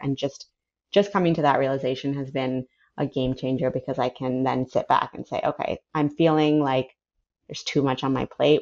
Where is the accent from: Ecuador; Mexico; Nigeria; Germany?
Ecuador; moved away as an adult; also born or lived in San Francisco, United States / New Orleans, United States; now in United States; I was born in San Francisco, moved to New Orleans when I was four, and then when I was eight, we moved to Ecuador, which is where my dad's family is. I grew up there. I went to high school there, finished high school, and then moved to the U.S.